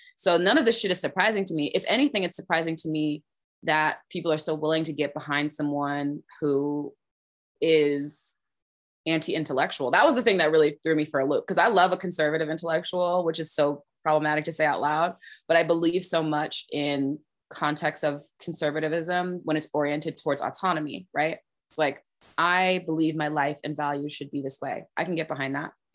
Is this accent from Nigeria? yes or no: no; Orange, New Jersey, United States; I grew up in New Jersey, as I was saying, I grew up on Sterling Avenue